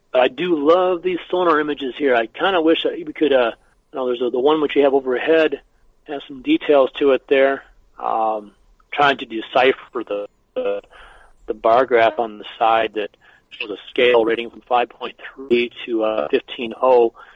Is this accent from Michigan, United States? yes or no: yes; Michigan, United States; we're from Michigan